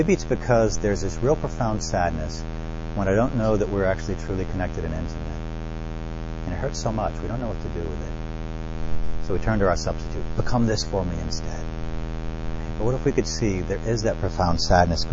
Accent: New Orleans, Louisiana, United States; I grew up in New Orleans

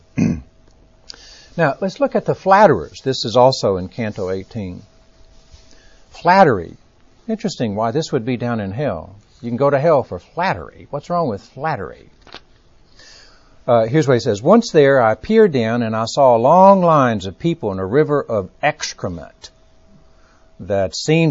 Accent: Texas, United States; accent: Texas; My Texas accent

